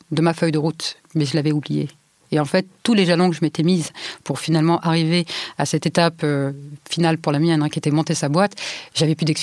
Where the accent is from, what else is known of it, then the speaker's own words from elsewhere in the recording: Île-de-France, France; Je viens de Seine-Saint-Denis et en Seine-Saint-Denis, l'école de droit auquel vous avez droit est celle de votre secteur.